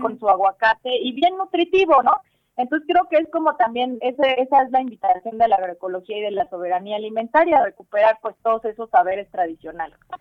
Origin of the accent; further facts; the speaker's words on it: Tlaxcala, Mexico; soy originaria de, de aquí de Tlaxcala, aunque crecí aquí en Tlaxcala